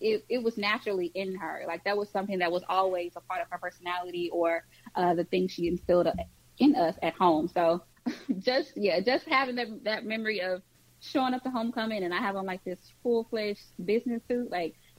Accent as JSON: {"language": "English", "town": "St. Louis", "region": "Missouri", "country": "United States", "tie": "born or raised there", "moved": "as an adult", "lives_now": "Texas, United States", "said": "Born and raised in St. Louis"}